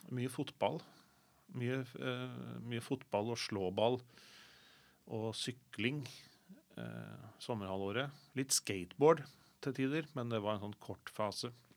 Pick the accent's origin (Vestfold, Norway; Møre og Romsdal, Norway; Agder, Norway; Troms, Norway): Vestfold, Norway; Sandefjord; moved away as an adult; now in Oslo, Norway; jeg anser fortsatt Sandefjord som hjembyen min